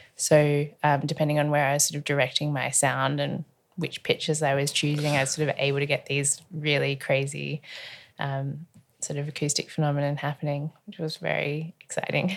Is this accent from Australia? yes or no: yes; Melbourne, Victoria, Australia; I was born in Carlton in Melbourne, and I haven't moved very far, actually. I've travelled the world widely, but, um, I've only ever lived in Melbourne.